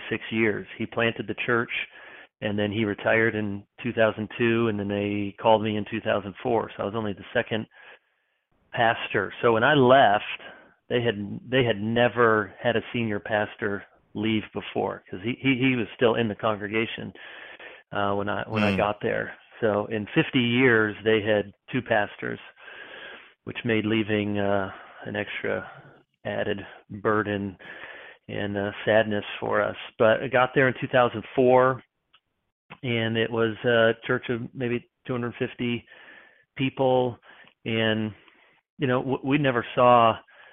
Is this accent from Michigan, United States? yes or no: yes; Grand Rapids, Michigan, United States; moved away as an adult; also born or lived in Chicago, Illinois / East Lansing, Michigan; now in Charlotte, United States; I was born in Chicago. Most all my sports teams are Chicago, but I grew up mostly in Grand Rapids, Michigan area